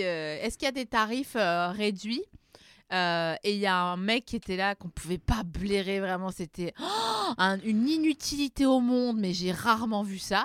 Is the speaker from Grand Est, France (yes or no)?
yes; Vosges, Grand Est, France; je viens des Vosges